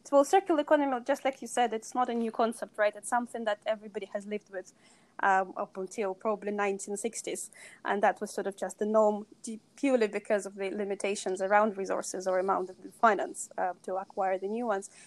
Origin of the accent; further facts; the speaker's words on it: Russia; moved away; I grew up in, in Russia and I was born in Soviet Union